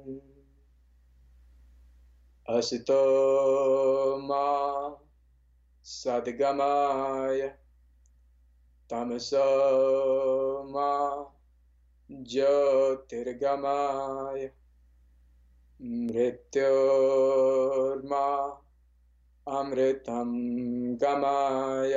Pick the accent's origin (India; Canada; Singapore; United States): India; I was born in India to a nice little family of yogis